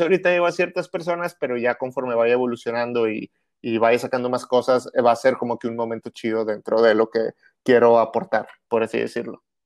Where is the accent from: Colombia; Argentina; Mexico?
Mexico; Monterrey, Nuevo León; soy de Monterrey, soy de Monterrey, exactamente, nací aquí